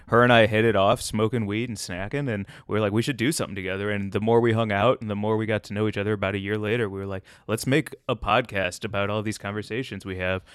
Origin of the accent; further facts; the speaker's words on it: St. Louis, Missouri, United States; also born or lived in Chicago; now in Los Angeles, United States; I grew up in Saint Louis, home of, uh, Emo's Pizza